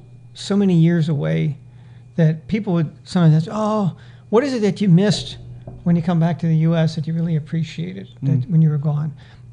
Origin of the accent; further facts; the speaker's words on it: Manila, Metro Manila, Philippines; You hear a lot of people from the Philippines. I'm from Manila.